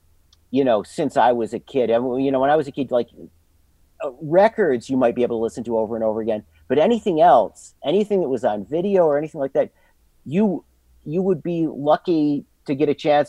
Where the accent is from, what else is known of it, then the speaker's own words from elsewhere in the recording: Endicott, New York, United States; I grew up entirely in Endicott.